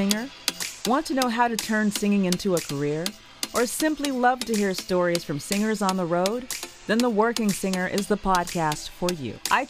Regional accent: Rialto, California, United States; now in Los Angeles, United States; I grew up in Rialto. It's not too far away.

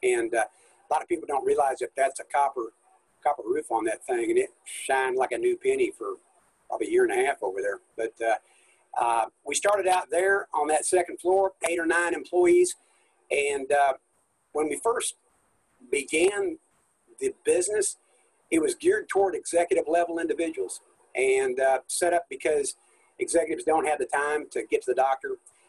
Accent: Kansas, United States; also born or lived in California / Oklahoma / Arkansas / Missouri; I was born in California, and my father was actually a Baptist minister, and he went to seminary out in California, and when he got out of seminary, I was probably in the neighborhood of about 5 years old. We moved to Kansas

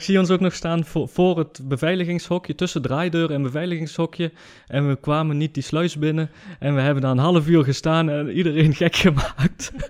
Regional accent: Germany; ik ben een Nederlander die in Duitsland is geboren en opgegroeid

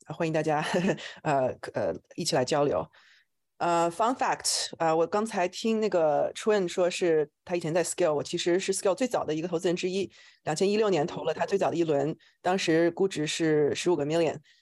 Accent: China; moved away as an adult; also born or lived in New York / Shanghai / Silicon Valley; now in United States; 我是在中国出生，然后来美国读博士，呃，我是读的这个脑科学

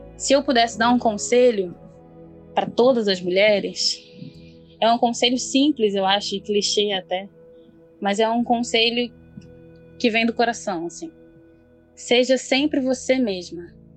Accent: Rio de Janeiro, Brazil; eu tenho 26 anos, sou carioca

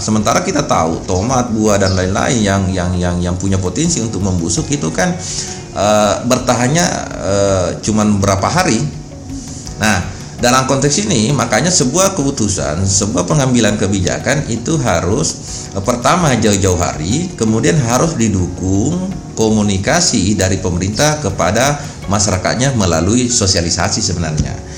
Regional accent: Wajo, South Sulawesi, Indonesia; now in Samarinda, Indonesia; kampung saya di Wajo sana

